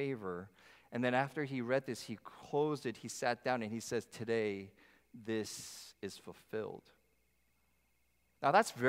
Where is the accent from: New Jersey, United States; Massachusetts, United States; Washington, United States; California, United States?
New Jersey, United States; My hometown church in New Jersey